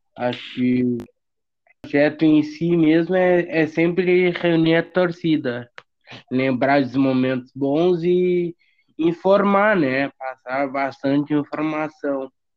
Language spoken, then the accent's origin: Portuguese; Bagé, Rio Grande do Sul, Brazil; now in Pelotas, Brazil; eu não sou daqui, né? Eu nasci em Bagé. Daí ah. eu, eu vim morar aqui